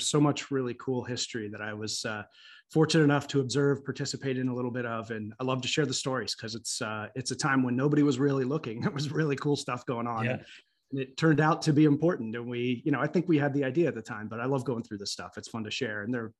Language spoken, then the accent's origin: English; Columbus, Ohio, United States; So I grew up in Columbus, Ohio, which is an unexpected place maybe by some to be involved in such early things. But I grew up just miles from CompuServe